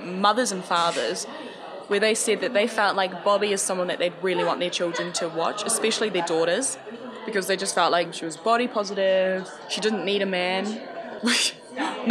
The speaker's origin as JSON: {"language": "English", "country": "New Zealand", "tie": "born or raised there", "also_born_or_lived": "Samoa", "said": "I grew up in New Zealand"}